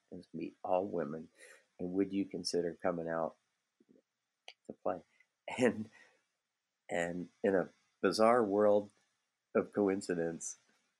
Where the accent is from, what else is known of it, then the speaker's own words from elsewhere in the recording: Midland, Ontario, Canada; now in Toronto, Canada; I still love going up north to where I got to do a lot of my growing up in Georgian Bay, in Midland and Penetanguishene.